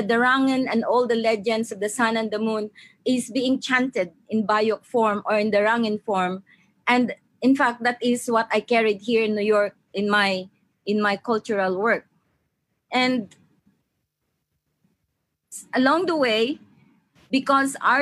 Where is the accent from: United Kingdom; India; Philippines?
Philippines; Lanao, Mindanao; I came from Mindanao. And my origin is Central Mindanao. I came from Lanao